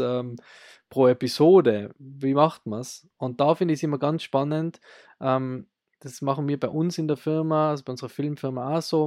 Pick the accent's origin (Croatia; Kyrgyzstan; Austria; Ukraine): Austria; bei uns in Österreich